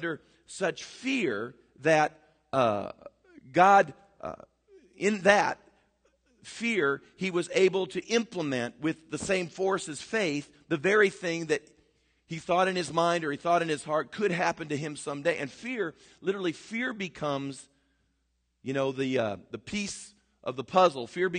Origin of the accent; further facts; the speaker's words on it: United States; as American Christians